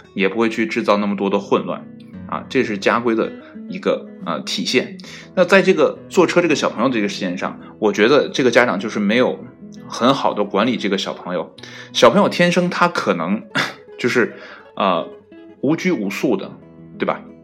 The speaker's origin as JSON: {"language": "Chinese", "country": "China"}